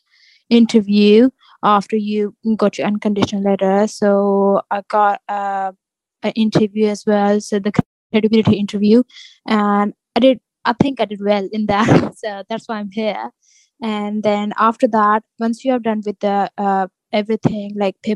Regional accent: Lahore, Punjab, Pakistan; moved away as an adult; now in Northampton, United Kingdom; I'm from Pakistan. So I live in Lahore.

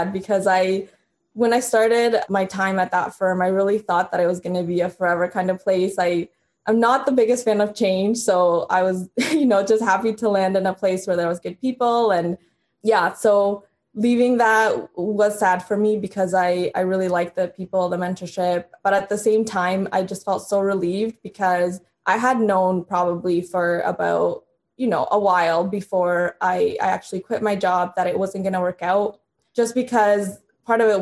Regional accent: Canada; also born or lived in Honduras; I was born in Honduras, moved to Canada when I was in grade 3 or 4, and then moved to a little town called Elmer

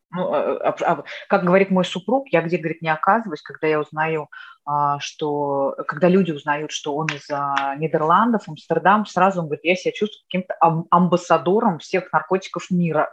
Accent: Moscow, Russia; first language Russian; moved away as an adult; now in Netherlands; я москвичка

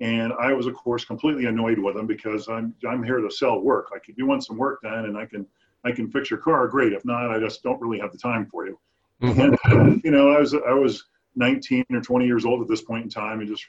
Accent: Southern California, United States; I grew up in Southern California

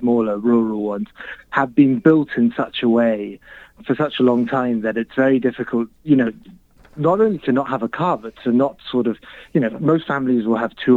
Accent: Birmingham, West Midlands, United Kingdom; also born or lived in London / Nairobi, Kenya / Mumbai, India; now in Chicago, United States; I'm British. I grew up in Birmingham, which is the sort of car manufacturing city of the UK historically

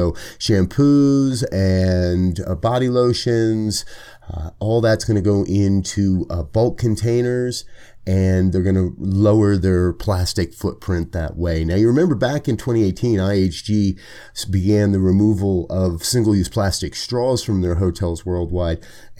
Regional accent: Colorado, United States; I love to hear that happening here in my home state of Colorado.

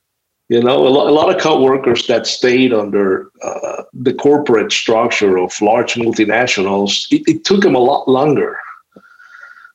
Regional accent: Cuba; moved away; I have never been able to return to Cuba for political reasons

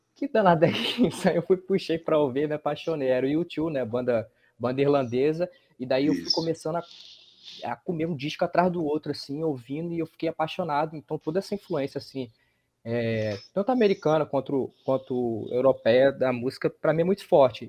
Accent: Rio de Janeiro, Brazil; also born or lived in Paraíba; now in João Pessoa, Brazil; Eu sou do Rio de Janeiro, mas orgulhosamente minha família é paraibana

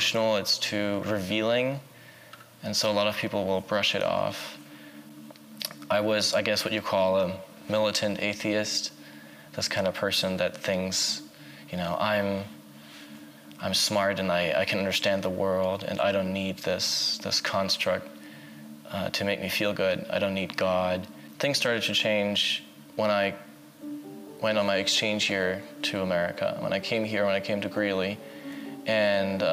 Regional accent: Berlin, Germany; I grew up in Berlin. I spent pretty much all of my life in Berlin.

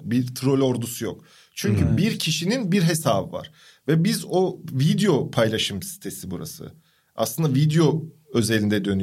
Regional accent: Crimea, Ukraine; Kırımlıyım ya. Ee, Ukrayna.

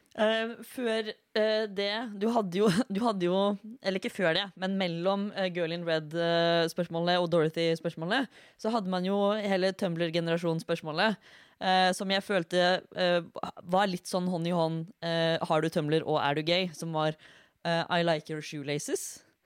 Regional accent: Fredrikstad, Østfold, Norway; jeg er fra Fredrikstad

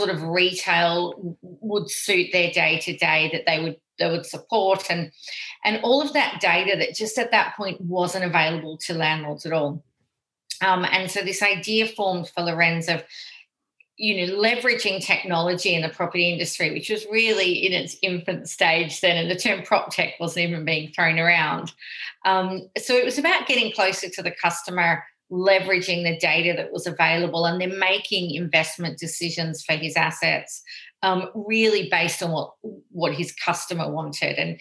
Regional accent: Australia; accent: Australian; moved away as an adult; now in London, United Kingdom; my accent probably gives it away that we're actually founded in Australia

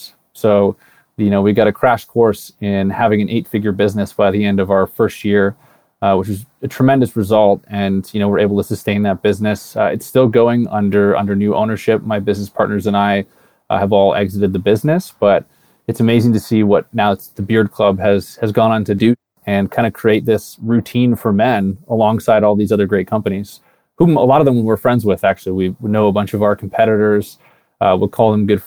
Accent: Canada; moved away as an adult; also born or lived in California; I'm Canadian originally

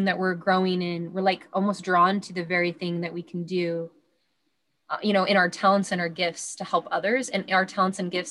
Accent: Washington, United States; my hometown here in Washington State

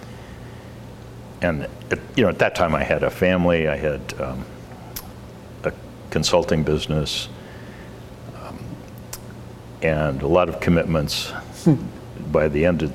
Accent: Portland, Oregon, United States; I was from Portland

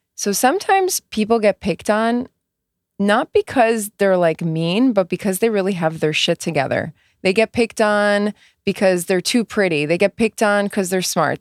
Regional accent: United States; I'm First American born

